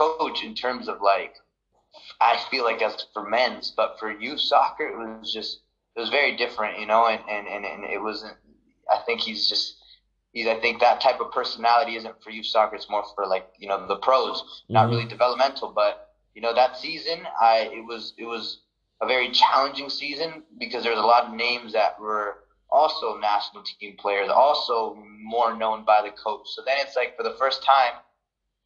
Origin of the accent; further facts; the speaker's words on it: United States; being an American at that time